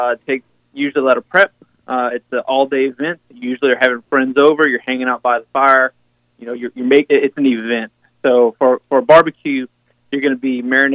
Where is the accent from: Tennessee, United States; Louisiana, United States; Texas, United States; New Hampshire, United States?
Louisiana, United States; South; moved away as an adult; now in Oregon, United States; I'm originally from South Louisiana.